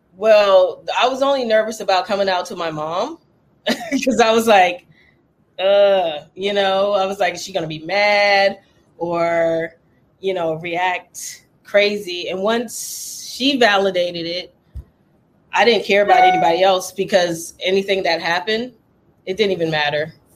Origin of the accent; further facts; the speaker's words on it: Charleston, South Carolina, United States; moved away; I was born in Charleston, South Carolina